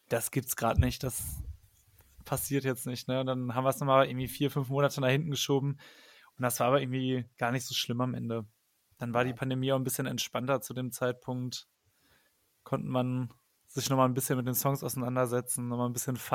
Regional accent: Paderborn, North Rhine-Westphalia, Germany; now in Cologne, Germany; Ich komme nämlich eigentlich auch aus Paderborn gebürtig, aber wohne schon seit zehn Jahren in Köln.

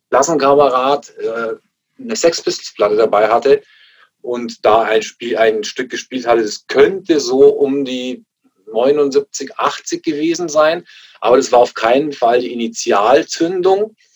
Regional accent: Augsburg, Bavaria, Germany; als ich irgendwelche bunten äh, Punker bei uns in Augsburg am Königsplatz gesehen habe.

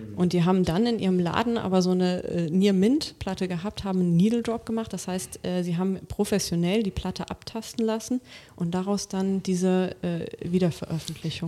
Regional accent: Rhineland, Germany; ich komme ja aus dem Rheinland

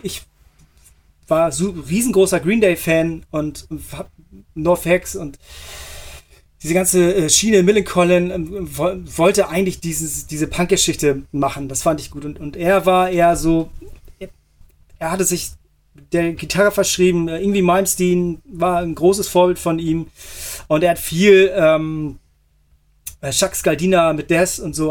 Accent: Hamburg, Germany; moved away; also born or lived in Montreal; Hamburg ist, ähm, ja. würde ich als meine Heimatstadt ähm, bezeichnen. Ich bin dort groß geworden.

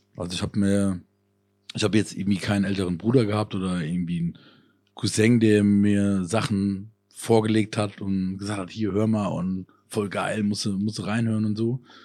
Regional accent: Koblenz area, Rhineland-Palatinate, Germany; moved away; Konzerte in meiner alten Heimat, da waren wir in Koblenz

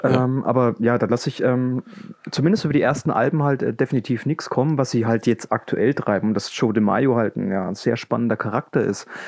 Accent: Coburg, Bavaria, Germany; komme aus Coburg. Das liegt in Franken

